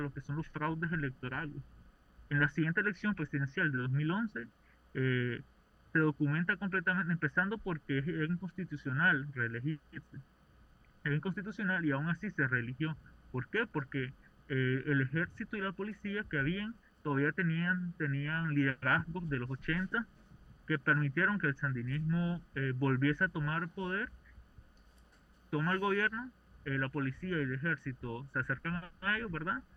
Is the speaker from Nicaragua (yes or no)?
yes; Nicaragua; soy nicaragüense